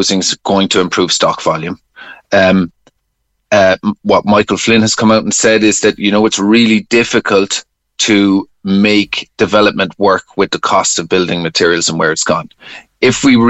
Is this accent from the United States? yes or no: no; Bandon, Munster, Ireland; my hometown of Bandon